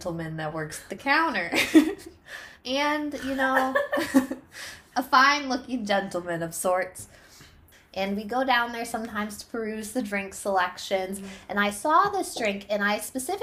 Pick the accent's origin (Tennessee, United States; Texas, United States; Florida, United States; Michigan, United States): Michigan, United States; I'm from Michigan